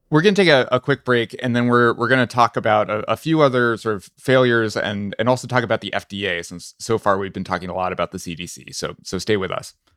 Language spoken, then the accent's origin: English; New Hampshire, United States; I'm from New Hampshire